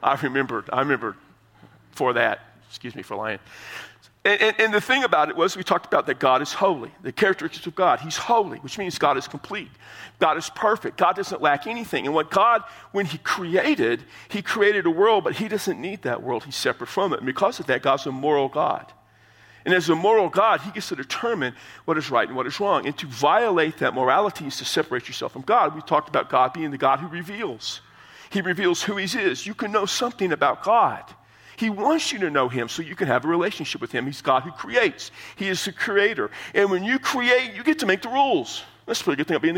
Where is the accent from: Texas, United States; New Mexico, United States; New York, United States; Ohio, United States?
Texas, United States; San Antonio; San Antonio, my hometown